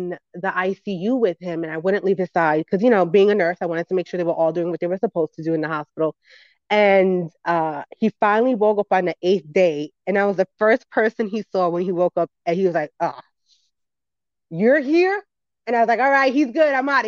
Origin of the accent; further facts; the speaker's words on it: New York City, New York, United States; I grew up in the Bronx, New York.